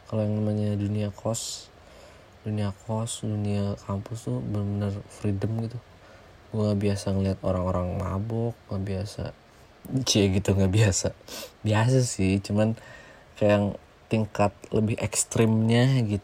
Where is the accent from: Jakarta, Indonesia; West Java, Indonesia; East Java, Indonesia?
West Java, Indonesia; ya kita di Sunda kan ya biasanya ngobrolnya halus gitu kan sopan ya